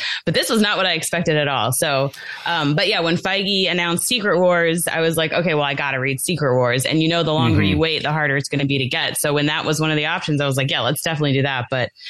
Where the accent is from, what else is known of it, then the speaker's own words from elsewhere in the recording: Fort Lauderdale, Florida, United States; moved away as an adult; now in Orlando, United States; I've been in Orlando about 12 years, but I've lived in Florida my whole life. So okay. My husband and I grew up in Fort Lauderdale.